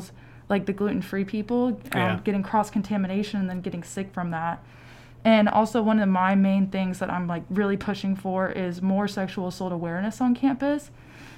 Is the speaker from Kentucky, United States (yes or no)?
yes; Louisville, Kentucky, United States; I'm from Louisville, Kentucky